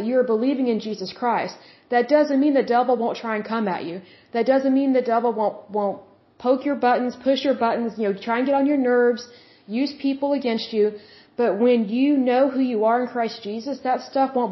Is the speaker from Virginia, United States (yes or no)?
no; Oklahoma, United States; I'm from Oklahoma